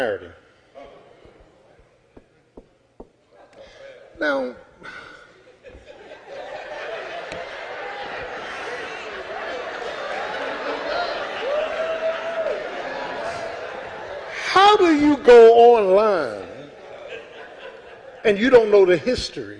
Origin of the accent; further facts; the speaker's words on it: South Florida, United States; I'm from South Florida. I'm from the streets